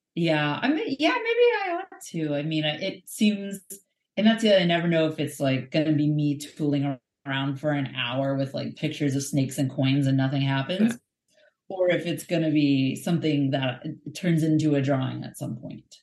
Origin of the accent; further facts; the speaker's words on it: United States; speaking as an American